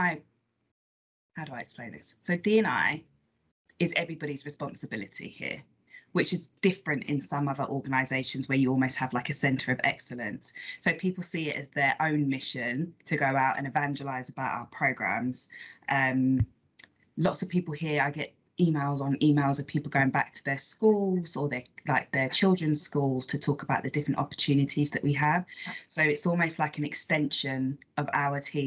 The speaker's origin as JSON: {"language": "English", "region": "London", "country": "United Kingdom", "said": "I live in East London now, but I'm actually originally, so I'm from North London, Islington, not the nice bit"}